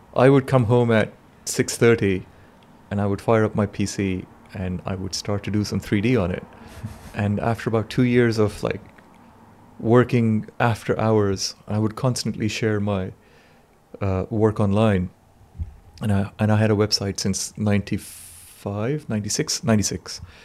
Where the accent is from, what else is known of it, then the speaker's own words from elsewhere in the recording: Pakistan; moved away; I come from Pakistan